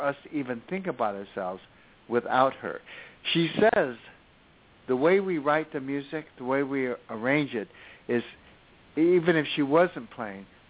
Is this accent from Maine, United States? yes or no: no; Los Angeles, California, United States; me being born and raised in East L.A.